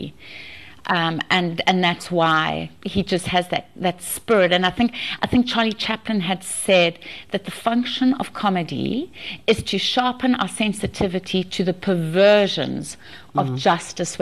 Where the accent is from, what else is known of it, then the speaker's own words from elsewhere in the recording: South Africa; I grew up in South Africa